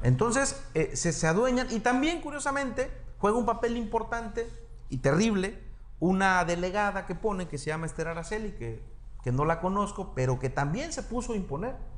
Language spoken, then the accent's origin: Spanish; Acapulco, Guerrero, Mexico; also born or lived in Mexico City / Brazil / Houston; nosotros nacimos, nacimos en Acapulco, ¿sí? toda mi vida crecí en Acapulco